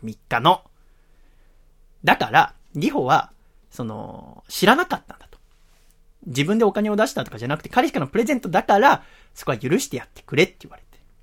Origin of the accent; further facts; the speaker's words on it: Yokohama, Kanagawa, Japan; 今の横浜の実家から引っ越して